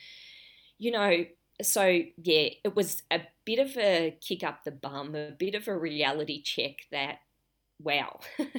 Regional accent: Broadmeadows, Victoria, Australia; Well, something that not many people know is I grew up in Broadmeadows. And for those that are from Australia or from Melbourne particularly, you'll know that that's a pretty low socioeconomic area.

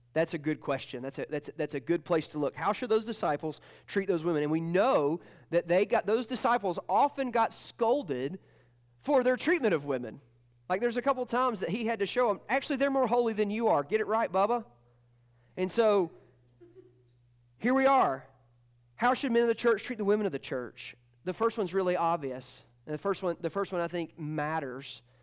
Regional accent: Georgia, United States; And I'm from Georgia, not Alabama

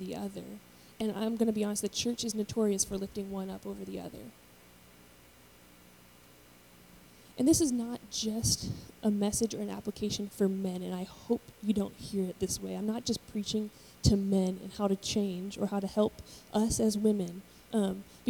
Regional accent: United States; I was born in America

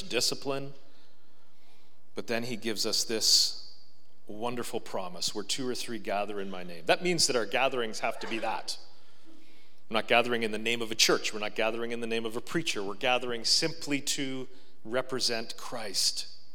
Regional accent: Marathon, Ontario, Canada; I grew up in Marathon, Ontario

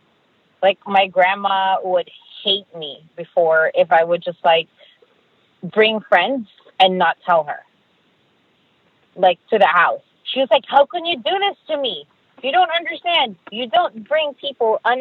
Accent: Philippines; As a Filipino

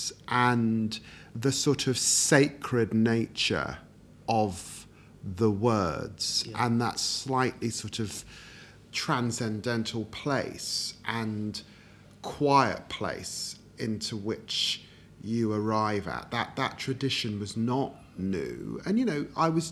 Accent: London, United Kingdom; also born or lived in Peterborough; born and raised in Tottenham

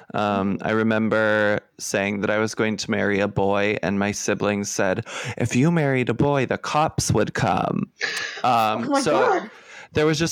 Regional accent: Pittsburgh, Pennsylvania, United States; moved away as an adult; now in Philadelphia, United States; I'm from Pittsburgh

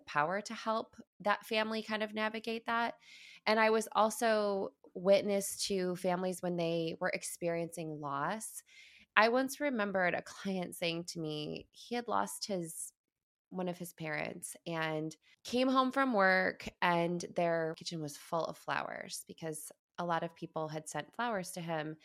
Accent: Midwest, United States; moved away; also born or lived in East Coast, United States / West Coast, United States; I, I grew up in the Midwest, I moved to the East, I was, moved to the West Coast almost twenty years ago.

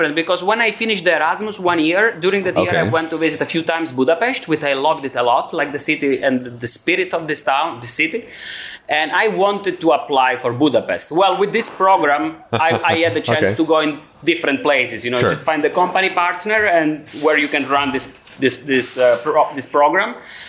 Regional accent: Cosenza, Calabria, Italy; moved away as an adult; also born or lived in Brno; now in Prague, Czech Republic; I'm from Cosenza. It's a medium town in south of Italy, in Calabria.

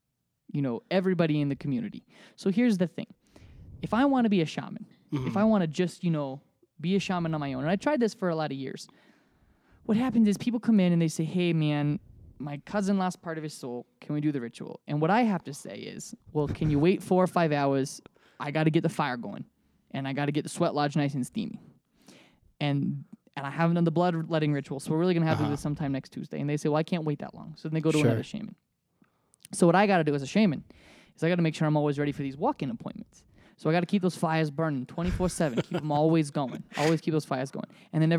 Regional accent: Minnesota, United States; remember that I'm from Minnesota. My father's from New York and he's got a really strong New York accent. And sometimes it cuts through after I've been drinking.

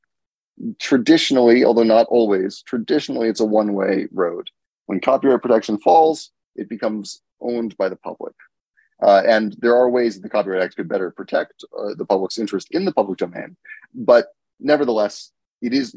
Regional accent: United States; I'm from the United States

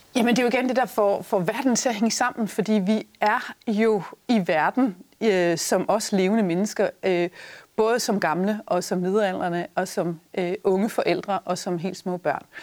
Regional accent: Denmark

